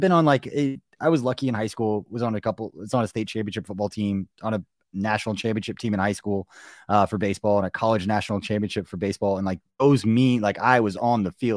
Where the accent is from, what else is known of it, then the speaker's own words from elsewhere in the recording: Kansas City, Missouri, United States; going to games when we were, you know, growing up in Kansas City